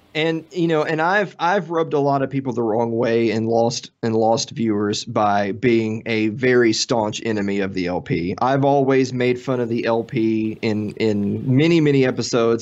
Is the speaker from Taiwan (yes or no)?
no; Tennessee, United States; I'm from Tennessee